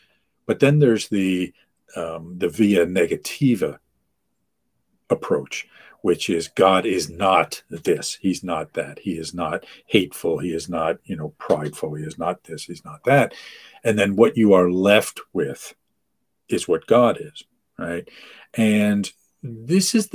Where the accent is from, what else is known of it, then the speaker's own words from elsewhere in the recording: United States; I'm from the United States, but I'm not like the typical, you know, gringo